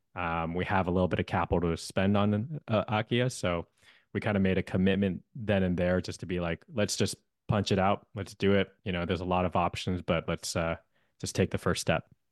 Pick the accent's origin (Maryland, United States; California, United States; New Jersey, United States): California, United States; Bay Area; also born or lived in Hawaii; I'm born and raised in the Bay Area.